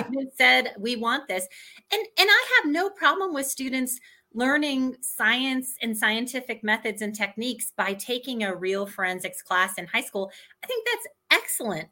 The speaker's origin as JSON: {"language": "English", "town": "Indianapolis", "region": "Indiana", "country": "United States", "tie": "born or raised there", "said": "I grew up in Indianapolis"}